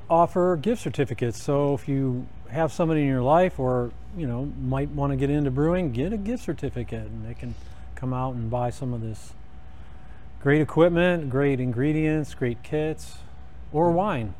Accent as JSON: {"language": "English", "town": "Sandusky", "region": "Ohio", "country": "United States", "tie": "born or raised there", "said": "It's my hometown"}